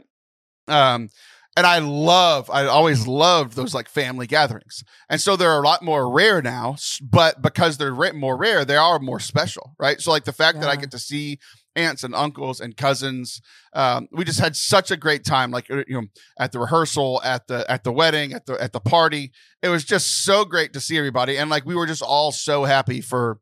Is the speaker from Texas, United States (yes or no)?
yes; Texas, United States; I was born in Texas, but my blood's 100% Cajun because that's where my parents are from